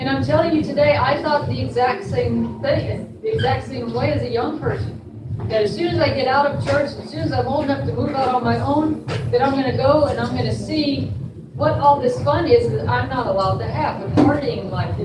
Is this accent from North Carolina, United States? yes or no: yes; North Carolina, United States; I was raised on the East Coast, North Carolina, the Bible Belt